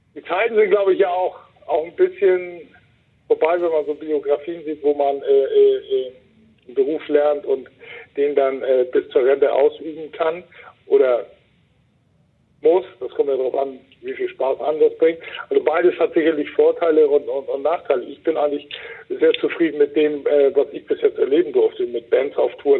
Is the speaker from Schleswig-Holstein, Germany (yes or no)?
yes; Wacken, Schleswig-Holstein, Germany; mein Heimatdorf